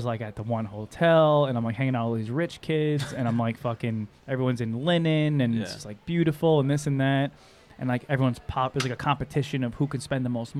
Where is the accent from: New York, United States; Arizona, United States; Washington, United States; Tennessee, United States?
New York, United States; I'm from New York.